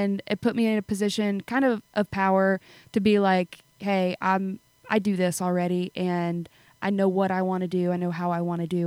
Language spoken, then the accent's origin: English; South Louisiana, United States; I'm from South Louisiana